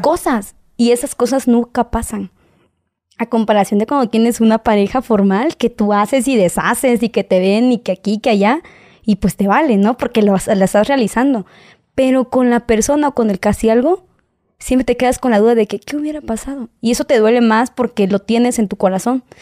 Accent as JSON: {"language": "Spanish", "country": "Mexico", "said": "nosotros como mexicanos"}